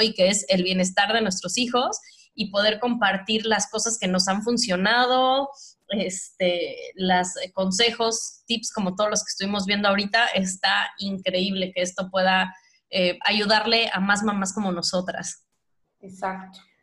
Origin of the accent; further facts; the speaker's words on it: Mexico; moved away; Yo soy el promedio mexicano que redondeado mide 1,60